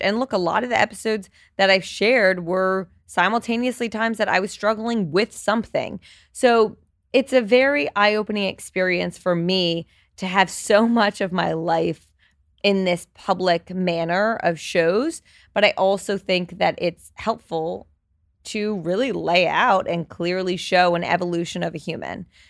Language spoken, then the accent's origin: English; New Jersey, United States; moved away as an adult; now in New York City, United States; I grew up in Jersey, but I've been in New York for the past ten years.